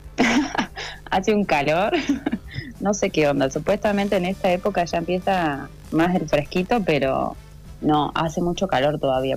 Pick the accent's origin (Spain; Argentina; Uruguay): Argentina; Guatraché, La Pampa; moved away as an adult; now in Mexico; como nací en Guatraché, digo, bueno, soy de La Pampa